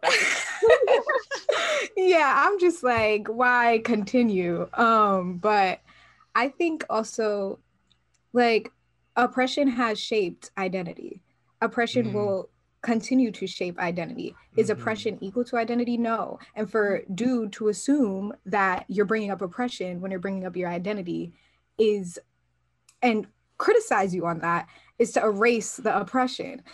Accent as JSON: {"language": "English", "town": "New York City", "region": "New York", "country": "United States", "said": "I'm from the Bronx, New York"}